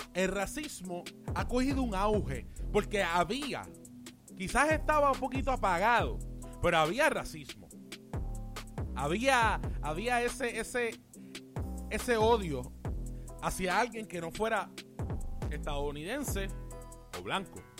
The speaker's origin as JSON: {"language": "Spanish", "country": "Puerto Rico", "said": "yo estoy en Puerto Rico y soy puertorriqueño, pues yo hablo, yo hablo de aquí."}